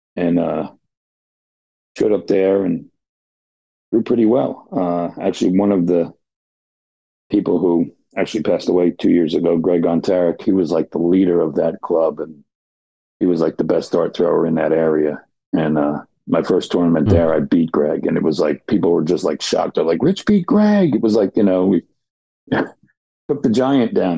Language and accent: English; New Jersey, United States; now in St. Augustine, United States; I grew up in Jersey